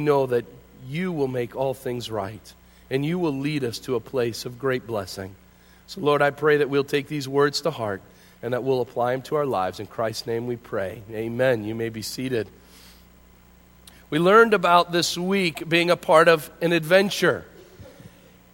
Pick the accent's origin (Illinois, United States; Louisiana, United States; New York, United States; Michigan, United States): Illinois, United States; Hinckley; Growing up in Hinckley, just west of here, I grew up just outside of town